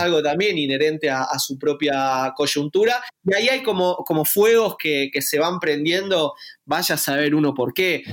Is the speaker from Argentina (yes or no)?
yes; Argentina; somos argentinos y nacimos acá